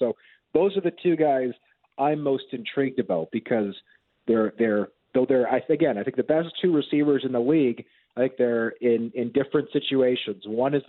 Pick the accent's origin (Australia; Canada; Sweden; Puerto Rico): Canada; as a Canadian and a Canadian sports fan